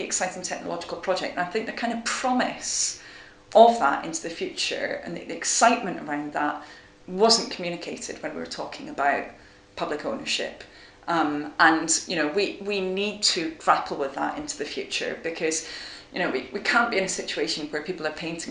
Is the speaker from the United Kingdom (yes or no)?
yes; Aberdeen, Scotland, United Kingdom; moved away as an adult; now in Oxford, United Kingdom; I did my first degree at Oxford University, and I came from Aberdeen